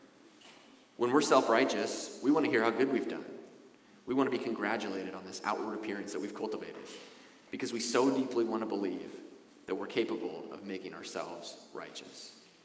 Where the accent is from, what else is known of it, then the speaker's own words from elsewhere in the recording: Wasilla, Alaska, United States; moved away as an adult; also born or lived in Anchorage, Alaska; the life I had growing up in Wasilla, Alaska